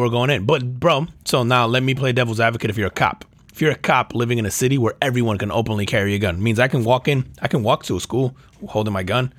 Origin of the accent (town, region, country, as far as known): United States